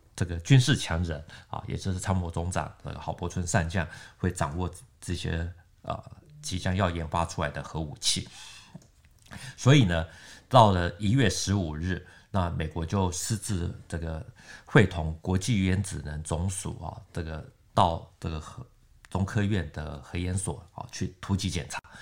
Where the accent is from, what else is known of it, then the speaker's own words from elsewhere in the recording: Taiwan; 我们台湾这边